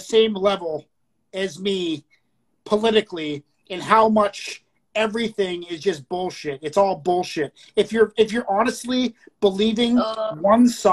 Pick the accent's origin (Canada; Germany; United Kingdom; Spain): Canada